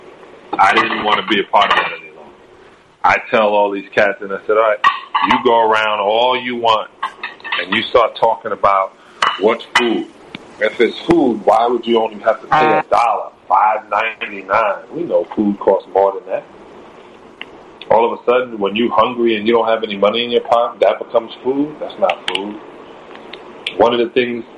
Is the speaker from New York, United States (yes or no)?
yes; New York City, New York, United States; I grew up in Canarsie, in Brooklyn.